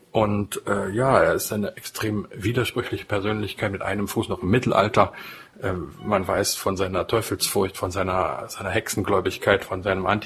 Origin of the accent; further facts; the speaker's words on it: Saxony-Anhalt, Germany; born there; geboren im Harz, äh, übrigens in der Nähe auch des Ortes, wo der Luther aufgewachsen ist, in gewisser Weise also ein Landsmann.